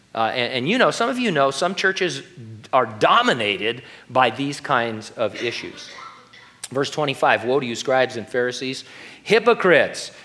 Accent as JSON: {"language": "English", "region": "California", "country": "United States", "said": "I was the kid from California"}